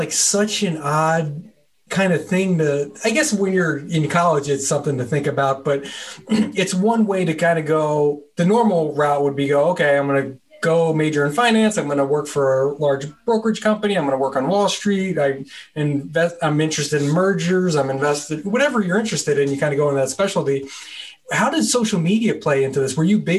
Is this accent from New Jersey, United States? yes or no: yes; New Jersey, United States; so I'm from New Jersey. So it's like, wow, you moved 3,000 miles away.